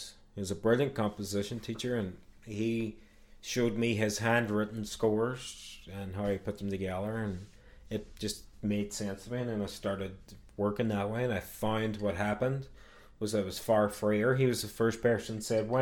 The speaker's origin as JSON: {"language": "English", "town": "Derry", "region": "Northern Ireland", "country": "United Kingdom", "tie": "born or raised there", "moved": "as an adult", "lives_now": "United States", "said": "where I grew up in Craigan, largely sort of Catholic area"}